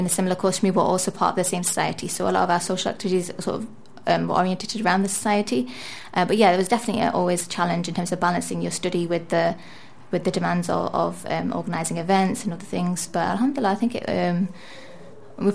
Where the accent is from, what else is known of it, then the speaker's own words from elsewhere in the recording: Manchester, North West England, United Kingdom; also born or lived in Liverpool; I was born and brought up in Manchester, England